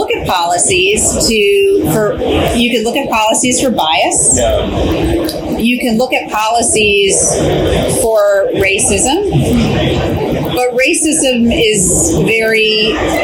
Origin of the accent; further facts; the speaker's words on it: Pennsylvania, United States; I grew up in Pennsylvania